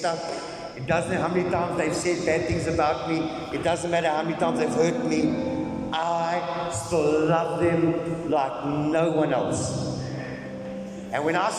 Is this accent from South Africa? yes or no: yes; South Africa; We're South African